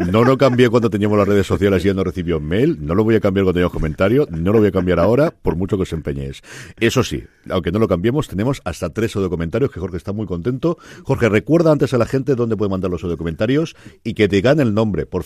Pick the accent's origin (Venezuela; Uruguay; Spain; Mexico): Spain; Bilbao, Basque Country; also born or lived in Alicante; Bilbao nací en Alicante